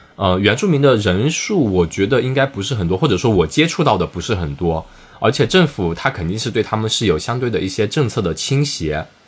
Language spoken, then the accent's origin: Chinese; Wenzhou, Zhejiang, China; accent: Wenzhou dialect; moved away as an adult; now in Melbourne, Australia; 切换成我们的温州方言